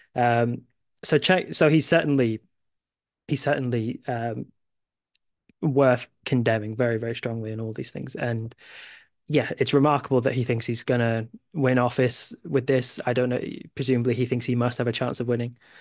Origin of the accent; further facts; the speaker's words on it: United Kingdom; I have U S family, but I'm a British